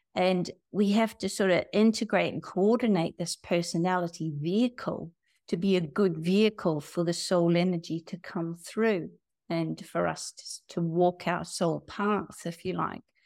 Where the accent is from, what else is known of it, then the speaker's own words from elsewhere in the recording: New Zealand; moved away; I'm from New Zealand, and I grew up in a family